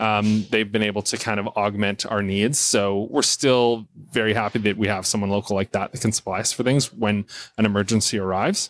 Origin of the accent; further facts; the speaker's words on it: Port Alberni, British Columbia, Canada; moved away as an adult; I wanted to move back to my hometown where I was born and raised